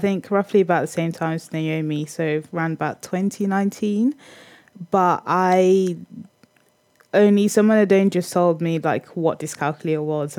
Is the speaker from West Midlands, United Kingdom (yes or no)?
yes; Birmingham, West Midlands, United Kingdom; moved away as an adult; now in Nottingham, United Kingdom; I'm 24 years old, which I had to think about the other day. Grew up in Birmingham, but I've now lived in Nottingham for about 5 years, so it feels more like home.